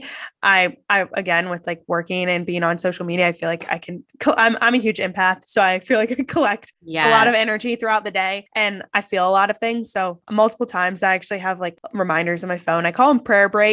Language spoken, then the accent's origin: English; Columbus, Ohio, United States; also born or lived in New York; I grew up in Columbus, Ohio